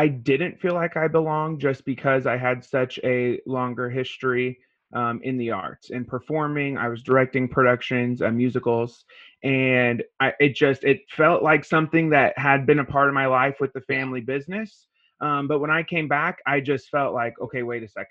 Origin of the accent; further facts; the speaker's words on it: Ferdinand, Indiana, United States; moved away as an adult; now in Washington State, United States; I grew up in Indiana.